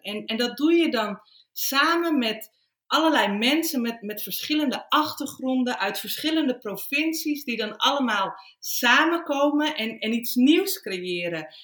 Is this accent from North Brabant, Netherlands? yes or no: no; Flevoland, Netherlands; moved away as an adult; also born or lived in Friesland; now in Australia; Ik voel me echt verbonden met Flevoland, want ik ben er opgegroeid.